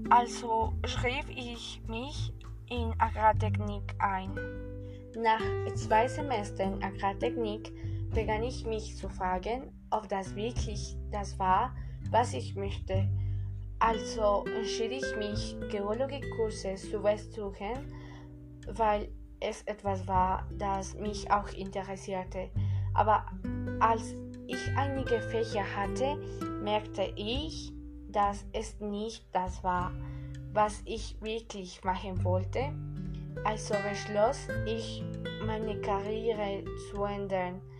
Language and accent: German; Colombia; German is a second language; ich komme aus Kolumbien.